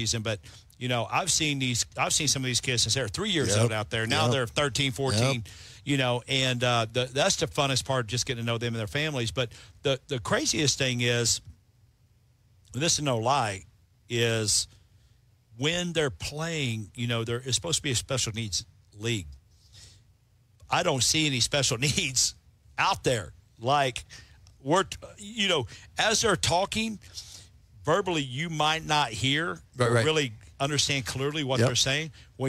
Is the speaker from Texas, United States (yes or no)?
yes; Parker County, Texas, United States; Because that's in Parker County where we are. That's right. So, and where my hometown is.